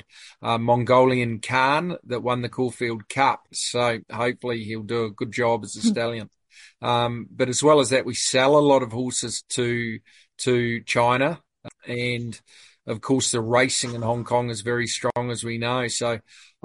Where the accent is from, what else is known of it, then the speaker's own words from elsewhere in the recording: New Zealand; moved away as an adult; now in Sydney, Australia; I'm originally from New Zealand, but I've been in Sydney for 10 years